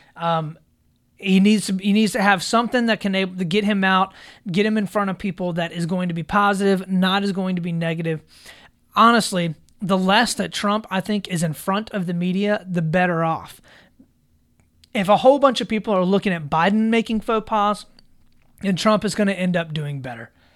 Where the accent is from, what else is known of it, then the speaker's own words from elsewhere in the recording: South Carolina, United States; my home state here of South Carolina